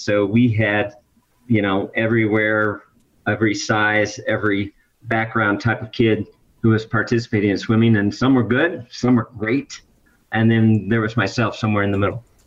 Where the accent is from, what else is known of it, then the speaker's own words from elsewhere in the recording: Midwest, United States; moved away; the hometown where I grew up in the Midwest